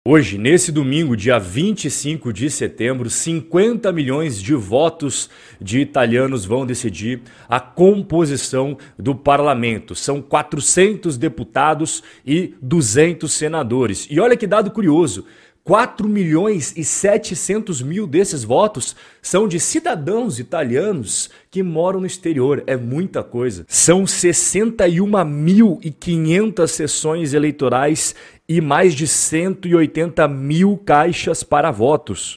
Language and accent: Portuguese; Brazil; Nós que somos brasileiros